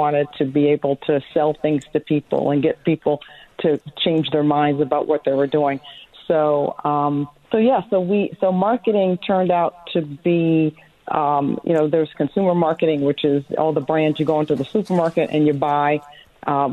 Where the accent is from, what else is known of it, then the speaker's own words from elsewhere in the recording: Long Island, New York, United States; also born or lived in Chicago, Illinois; now in Southlake, United States; Growing up on Long Island was great.